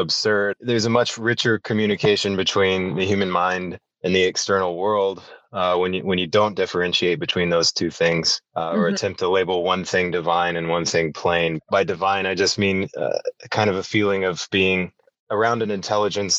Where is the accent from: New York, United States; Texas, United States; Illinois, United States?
Texas, United States; Fort Worth; the city that I grew up in Fort Worth